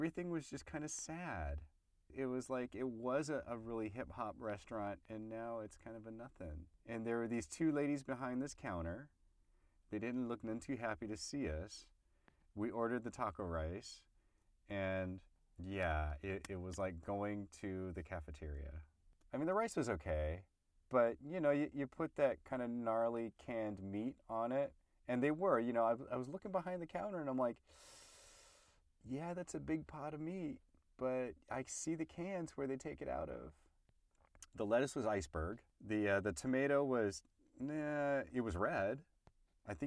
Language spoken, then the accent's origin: English; United States; as an American